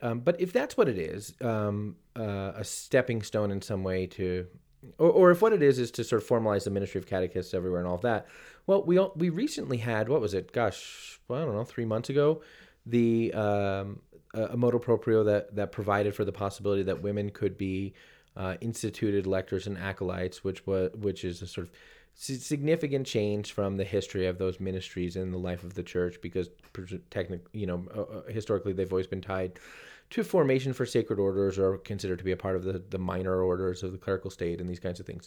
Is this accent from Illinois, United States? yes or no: no; New Jersey, United States; my home state of New Jersey